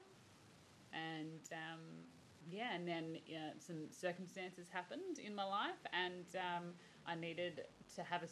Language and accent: English; Caringbah, New South Wales, Australia; I was born down in Caringbah, down the Shire, and lived there until, I think I was about 27, maybe, lived down the Shire till.